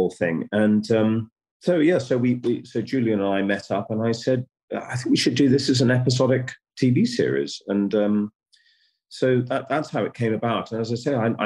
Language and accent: English; United Kingdom; as a British producer